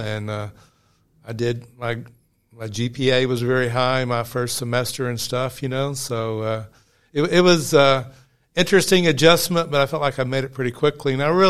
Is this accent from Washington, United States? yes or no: no; Bragg City, Missouri, United States; also born or lived in Northeast Arkansas / Caruthersville; now in Memphis, United States; Yeah, first in Northeast Arkansas, and then I was raised by a single mom as a teacher. We moved to the Boot Hill, Missouri. First to Bragg City, population 350, and then in the eighth grade, we moved to Caruthersville, the biggest place